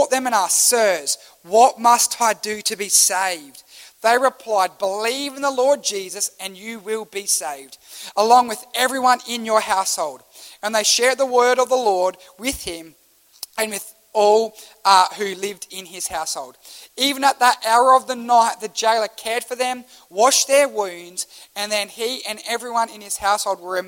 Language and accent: English; Australia; as an Australian